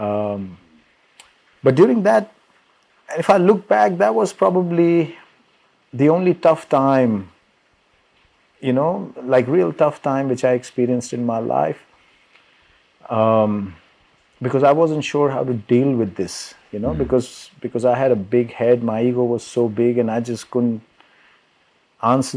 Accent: Delhi, India; moved away as an adult; also born or lived in California, United States; I'm from Delhi, India originally, and right after high school, I moved to the US for my college

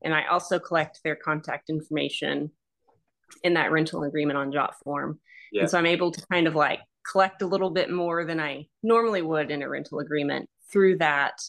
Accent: Fort Worth, Texas, United States; I'm from the Fort Worth, the Dallas Fort Worth area, which is a giant, population.

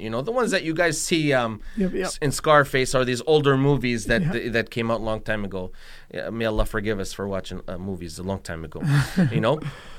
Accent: Tunisia; like when I grew up in Tunisia, they used to wear the hijab.

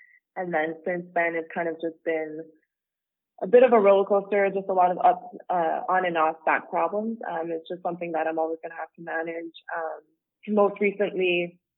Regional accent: Ottawa, Ontario, Canada; moved away as an adult; now in Los Angeles, United States; I'm from Ottawa, Canada

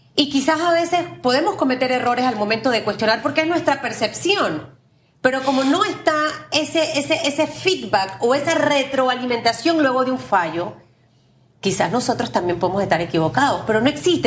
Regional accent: Panama; como panameños

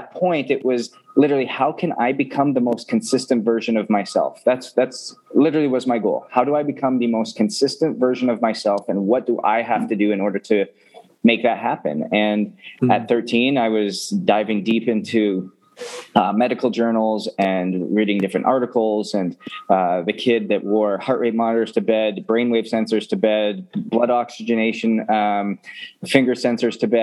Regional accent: Edmonton, Alberta, Canada; growing up in Canada, Edmonton specifically

